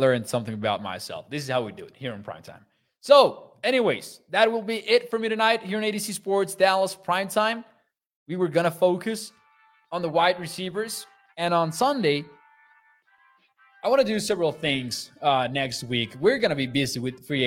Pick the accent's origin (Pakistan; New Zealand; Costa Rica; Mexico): Mexico; moved away; I'm from Mexico